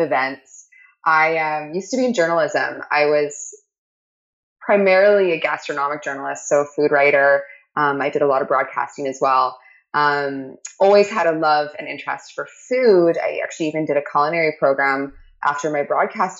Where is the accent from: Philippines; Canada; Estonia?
Canada; I'm Canadian